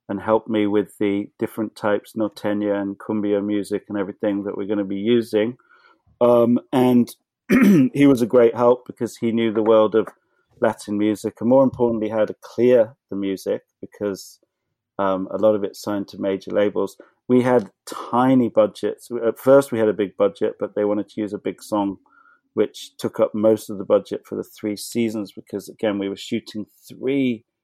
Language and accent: English; England, United Kingdom; which come growing up in England, we always used to get French and Italian films from the video shop.